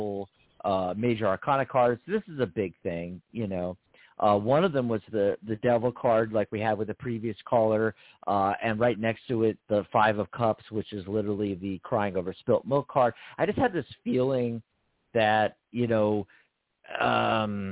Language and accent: English; Pennsylvania, United States; now in Arizona, United States; Our home state